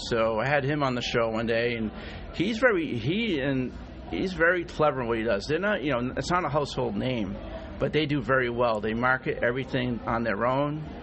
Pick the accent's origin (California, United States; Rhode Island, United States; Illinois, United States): Rhode Island, United States; I'm from Rhode Island, believe it or not great place to live, awesome place to grow up